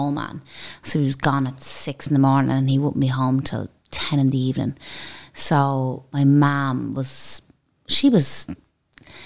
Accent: Dublin, Leinster, Ireland; I grew up, my main childhood was in Celtic Park in Dublin 9. It's Whitehall

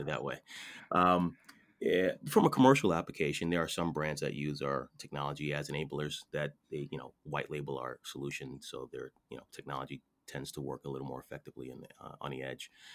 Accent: Connecticut, United States; I'm from Connecticut

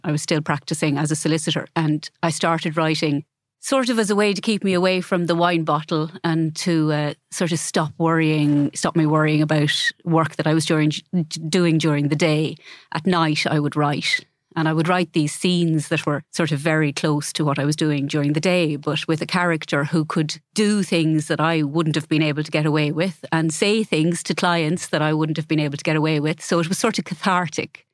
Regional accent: Ballyfin, Laois, Ireland; moved away as an adult; also born or lived in Carndonagh; I grew up in Laois

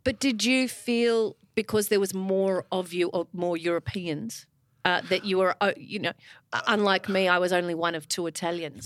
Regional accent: Melbourne, Victoria, Australia; I went to Ivanhoe Girls

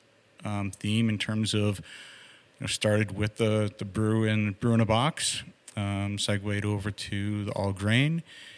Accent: Burlington, Massachusetts, United States; I grew up in Burlington, Mass

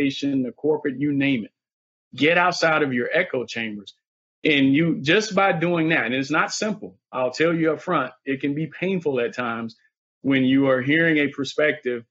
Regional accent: the South, United States; I'm from the South

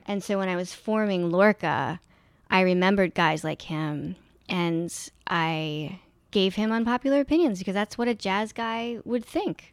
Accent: Philadelphia, Pennsylvania, United States; moved away; the city that I grew up in. And I found that I really loved a lot of it. And one of the things I like about Philly

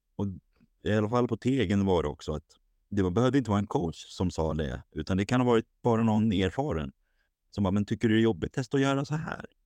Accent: Haninge, Stockholm County, Sweden; now in Sundbyberg, Sweden; född och uppvuxen i Stockholm, i Haninge

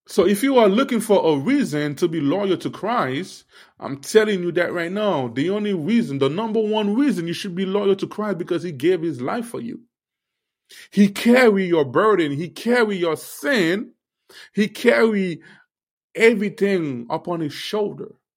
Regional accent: Haiti; I'm a Haitian. I will keep talking about, you know, my Haitian people

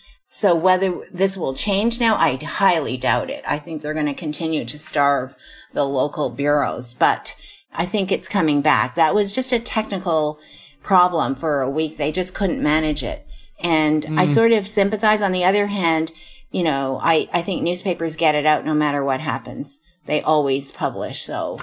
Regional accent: Montreal, Quebec, Canada; born there; I try to get away with saying, well, I was born in Montreal, and then I hope they don't ask a follow-up

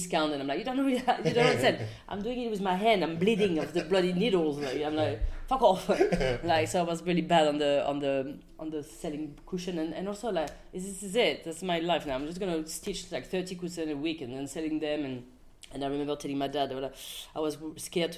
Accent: France; English is a second language; moved away as an adult; now in London, United Kingdom

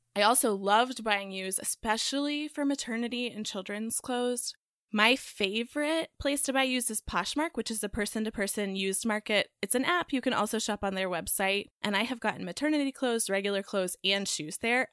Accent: Texas, United States; now in North Carolina, United States; the cookies I grew up eating in Texas

